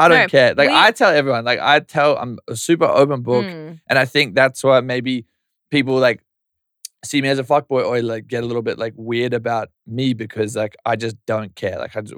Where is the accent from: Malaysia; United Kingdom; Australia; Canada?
Australia; Yeppoon, Queensland; I'm from Yeppoon. Central Queensland. Look it up. We're trying to put it on the map.